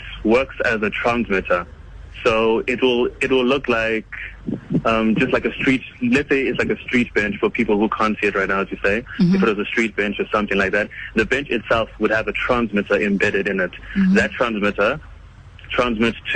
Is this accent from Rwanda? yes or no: yes; Rwanda; now in South Africa; I'm from Rwanda, originally